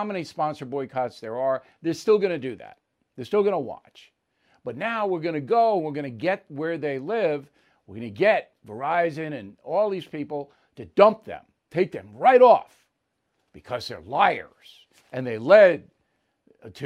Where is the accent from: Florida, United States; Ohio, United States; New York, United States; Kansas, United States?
New York, United States; Levittown; I was not born and raised in Levittown, Long Island